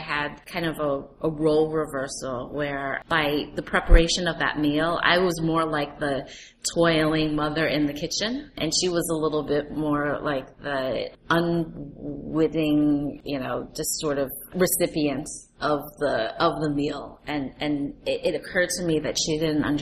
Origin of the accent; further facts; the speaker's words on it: New York City, New York, United States; New York City, which is my hometown